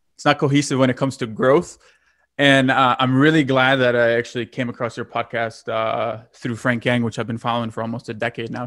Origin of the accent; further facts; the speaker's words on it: Lithuania; moved away; I'm originally from Lithuania.